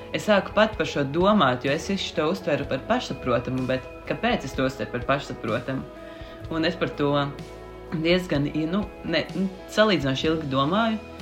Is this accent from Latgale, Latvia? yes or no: no; Sigulda, Vidzeme, Latvia; also born or lived in Riga; es nāku no Sigultas katoļu draugas pašlaik, um, kamēr es mācos Rīgā